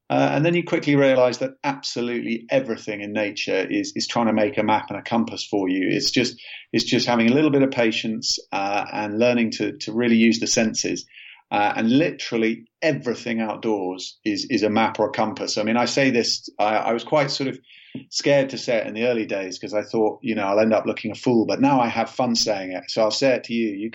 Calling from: South East England, United Kingdom; I work in a in a cabin um, in a, a part of England, southern England, called West Sussex so we're only a couple of hours from London

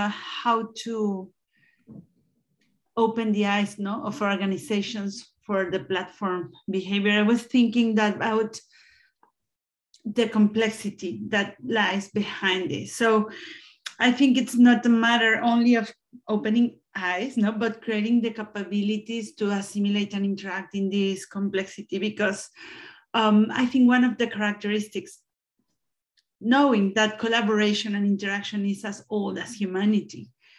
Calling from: Spain; I'm connecting from Spain.

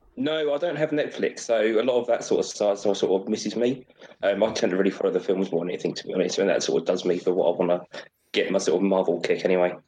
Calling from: Cambridge, East of England, United Kingdom; I'm calling from Cambridge, England

